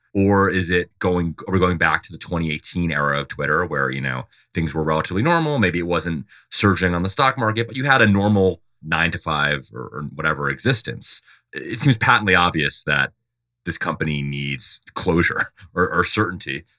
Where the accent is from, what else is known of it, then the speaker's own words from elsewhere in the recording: Dover, Delaware, United States; I'm from Dover, Delaware